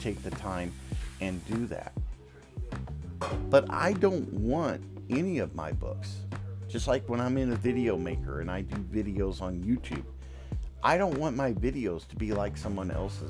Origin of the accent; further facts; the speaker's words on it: the South, United States; accent: Southern drawl; moved away; also born or lived in the North (US); I got a Southern drawl